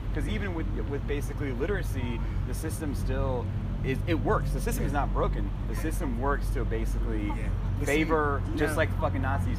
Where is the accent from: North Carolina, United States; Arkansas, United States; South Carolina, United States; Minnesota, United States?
South Carolina, United States; Summerville; I grew up in basically Somerville, South Carolina.